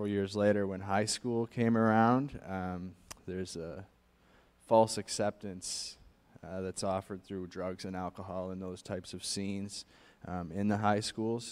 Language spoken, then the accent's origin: English; Halifax, Nova Scotia, Canada; I was born and raised in Halifax, Nova Scotia